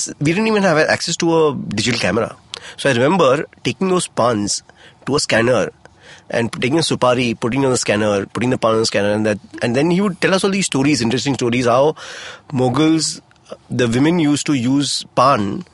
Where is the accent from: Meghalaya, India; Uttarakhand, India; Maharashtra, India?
Uttarakhand, India; Mussoorie; now in Mumbai, India; I grew up in Mussoorie